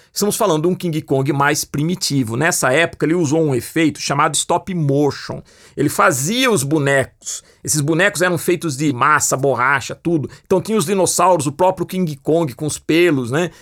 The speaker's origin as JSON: {"language": "Portuguese", "town": "Piracicaba", "region": "São Paulo", "country": "Brazil", "tie": "born or raised there", "said": "ele tinha um pequeno cinema na cidade que eu nasci, em Piracicaba"}